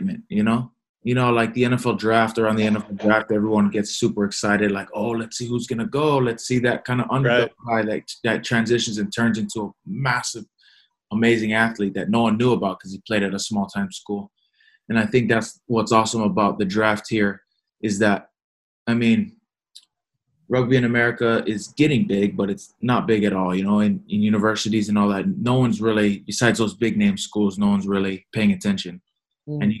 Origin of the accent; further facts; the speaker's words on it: Hawaii, United States; now in Encinitas, United States; I grew up in Hawaii